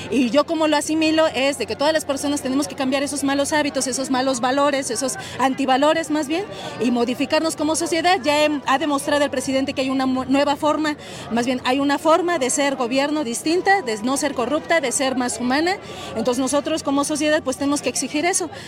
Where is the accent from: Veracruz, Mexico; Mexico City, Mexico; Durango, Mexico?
Veracruz, Mexico; Camerino Z. Mendoza; yo soy de Veracruz, de Camerino Z Mendoza